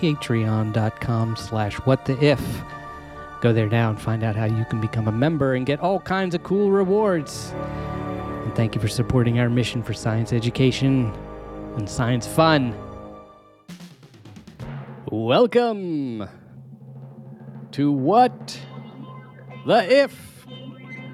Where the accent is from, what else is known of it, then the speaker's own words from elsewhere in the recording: Maryland, United States; I'm from Maryland, so you know we're particular to our pronunciations